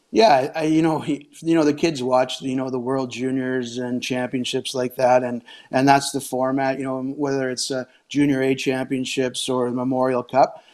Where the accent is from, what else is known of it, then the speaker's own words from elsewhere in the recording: Saskatchewan, Canada; growing up in Saskatchewan